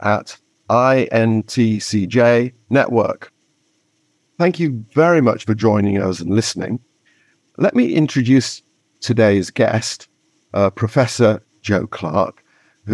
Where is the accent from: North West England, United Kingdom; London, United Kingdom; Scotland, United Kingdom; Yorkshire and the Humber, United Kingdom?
Yorkshire and the Humber, United Kingdom; York; York is my hometown